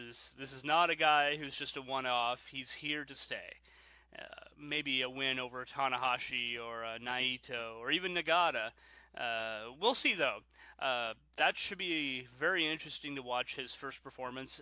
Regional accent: Canada; I'm Canadian

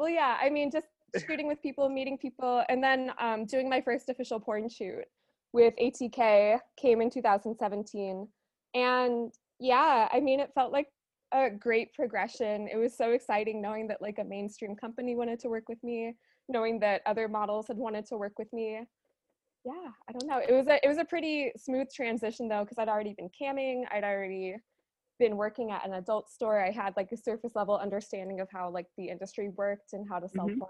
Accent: Chicago, Illinois, United States; I am from Chicago. Yeah, I usually don't talk about that, but I feel, I'm from Chicago.

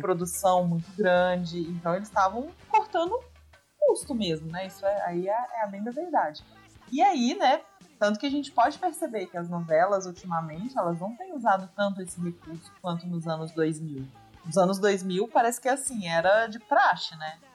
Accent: Minas Gerais, Brazil; accent: mineiro; é a minha, é o meu estado, é o meu sotaque

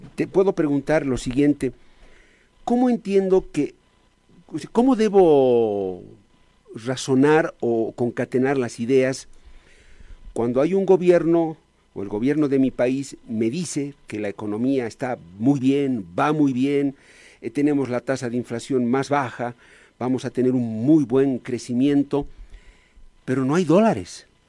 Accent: Bolivia; todos como bolivianos hay que ponerle el hombro al país

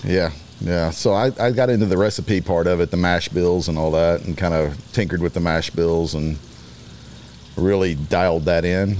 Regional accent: Beaumont, Texas, United States; also born or lived in Louisiana; I grew up in Beaumont, Texas. Graduated from high school there.

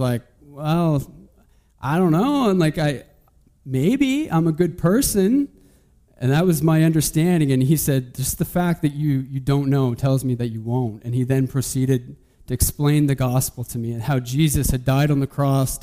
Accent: Saint John, New Brunswick, Canada; also born or lived in Moncton; so I'm from St. John

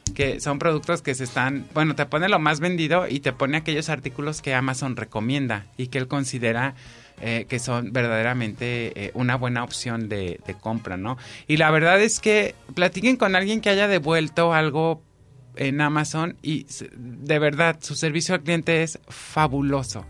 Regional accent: Mexico

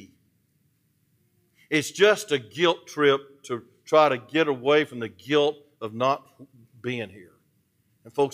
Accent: Atlanta, Georgia, United States; I'm from Atlanta.

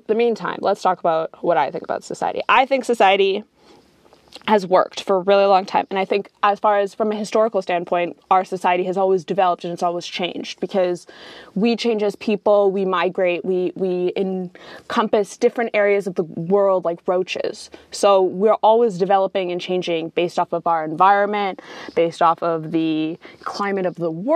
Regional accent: Canada; I'm coming from Canada

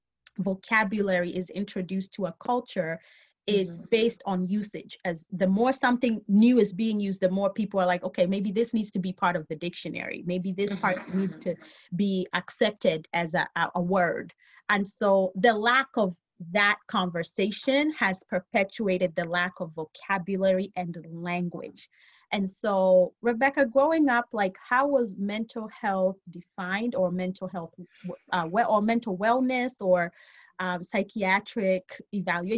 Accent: Kenya; now in Grand Rapids, United States; growing up in Kenya

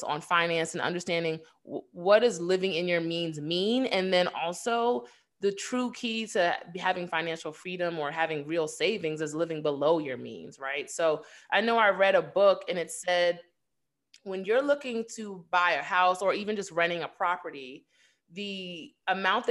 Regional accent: New York, United States; growing up in New York

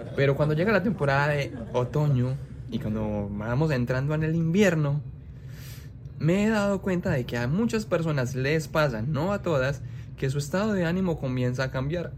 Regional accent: Colombia; moved away; mi país, como es Colombia

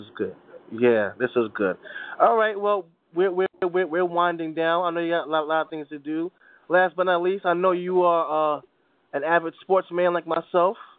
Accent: New York, United States

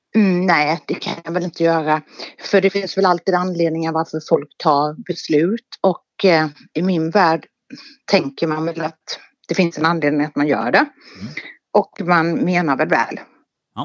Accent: Halland County, Sweden; Jag är född i Halland. År 76

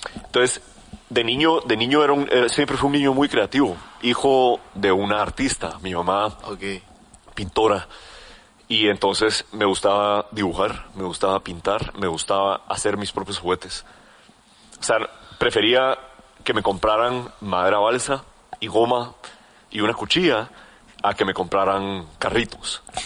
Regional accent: Guatemala; como buen chapín

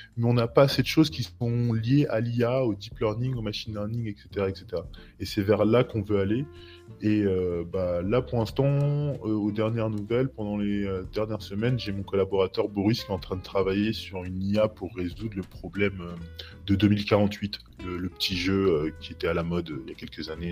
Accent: France; now in Portugal; je suis français, mais j'habite au Portugal, ça fait un petit bout de temps

